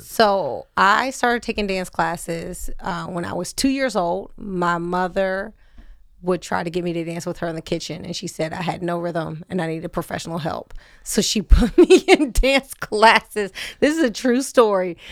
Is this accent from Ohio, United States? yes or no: no; Wilmington, Delaware, United States; I am Wilmington native in that that's what the address said, but, um, my mother lived and still lives at Falcon Neyman's Road. So I'm definitely like a suburban kid